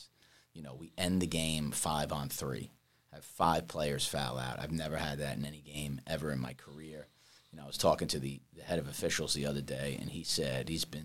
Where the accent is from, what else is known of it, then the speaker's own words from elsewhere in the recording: New York, United States; moved away as an adult; also born or lived in Queens / Florida; I'm from New York. Clearly, you can tell by my accent.